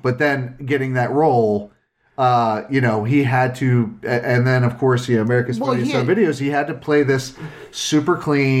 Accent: Philadelphia, Pennsylvania, United States; moved away; I'm from Philly originally. I was born there.

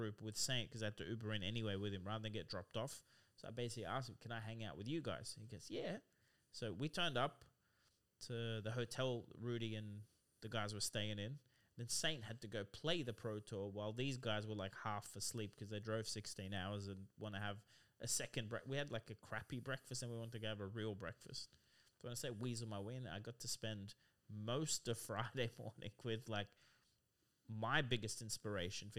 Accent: Australia; I'm also Aussie

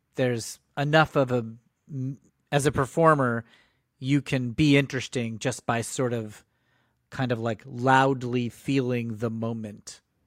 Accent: Connecticut, United States; I grew up in Connecticut

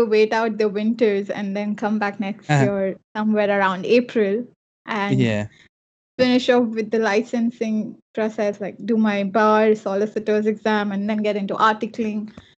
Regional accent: Mumbai, Maharashtra, India; moved away as an adult; now in Canada; Since I am from Mumbai

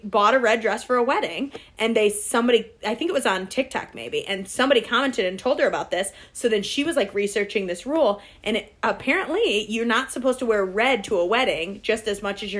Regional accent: Michigan, United States; I'm from Michigan

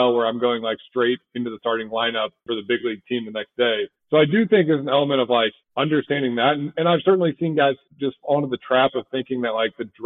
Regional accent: St. Louis, Missouri, United States; I'm from St. Louis, so I grew up a Cardinals fan

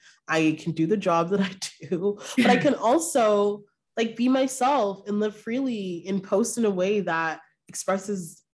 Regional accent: Brampton, Ontario, Canada; moved away as an adult; now in Toronto, Canada; I'm from Brampton. Yes. I've lived in Toronto for a few years now

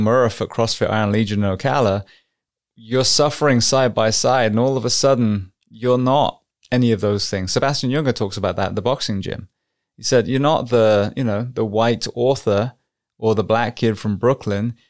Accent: England, United Kingdom; moved away; I'm from England

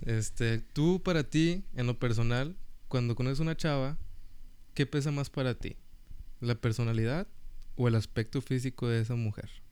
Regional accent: Mexico; now in Rio Grande Valley, United States; yo pues estudié en México 14 años

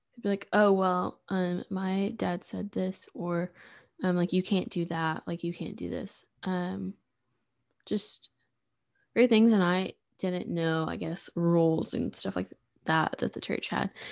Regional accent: Sulphur Springs, Texas, United States; also born or lived in Waco; I'm from Sulphur Springs, which is super small, um, East Texas

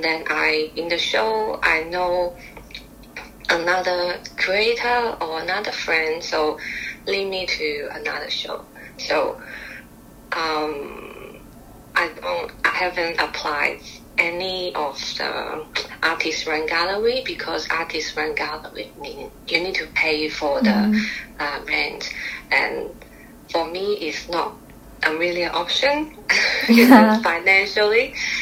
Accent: Guangzhou, Guangdong, China; English is a second language; moved away as an adult; now in Melbourne, Australia; I come from Guangzhou

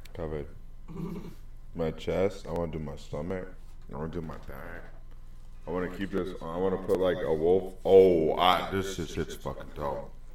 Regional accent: Massachusetts, United States; doing this shit in Massachusetts at like seven or eight years old

